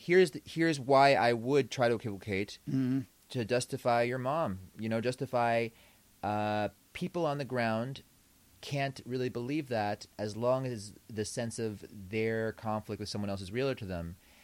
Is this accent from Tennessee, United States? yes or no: no; New York City, New York, United States; I grew up in Williamsburg, and my dad is an Orthodox Jew